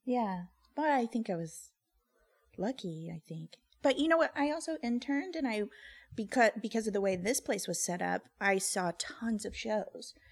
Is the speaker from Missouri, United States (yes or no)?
yes; Missouri, United States; moved away as an adult; now in Los Angeles, United States; I'm from Missouri, so I never studied in Chicago, but I was out here